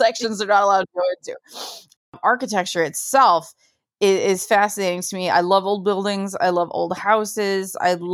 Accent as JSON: {"language": "English", "country": "United States", "said": "as an American"}